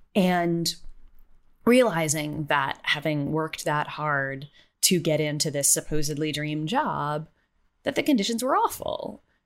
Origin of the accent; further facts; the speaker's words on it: United States; I'm American